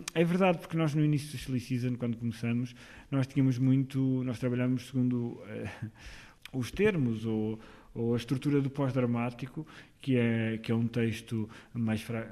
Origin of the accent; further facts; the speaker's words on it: Amarante, Norte, Portugal; also born or lived in Porto; eu andava numa, num grupo de teatro amador na minha terra, que, que é Amarante